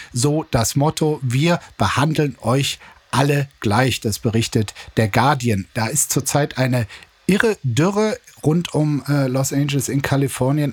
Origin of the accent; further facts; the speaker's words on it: East Germany, Germany; als Ostdeutscher